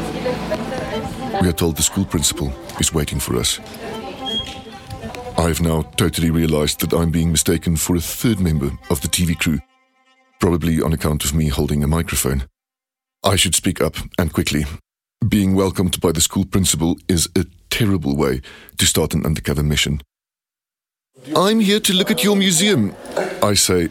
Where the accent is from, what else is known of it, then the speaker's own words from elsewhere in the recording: Johannesburg, Gauteng, South Africa; accent: Joburg Afrikaans; first language Afrikaans; English is a second language; also born or lived in Stellenbosch; Speaking Afrikaans is part of my cover, and also actually my first language, even though my Joburg Afrikaans does contain a lot of English